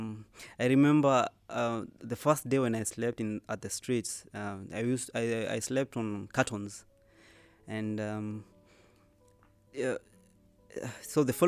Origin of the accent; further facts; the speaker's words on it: Kenya; now in Qatar; I live in Qatar. I'm originally from Kenya